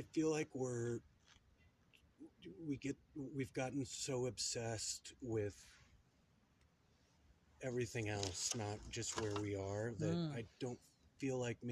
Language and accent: English; Albuquerque, New Mexico, United States; I was born in Albuquerque, New Mexico